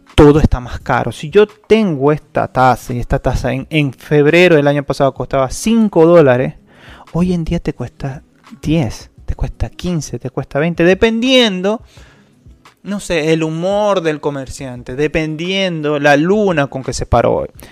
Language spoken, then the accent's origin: Spanish; Venezuela; moved away; nosotros los venezolanos